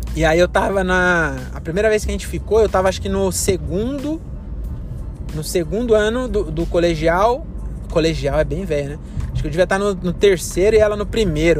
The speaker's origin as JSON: {"language": "Portuguese", "country": "Brazil", "also_born_or_lived": "São Paulo", "said": "Nós somos brasileiros"}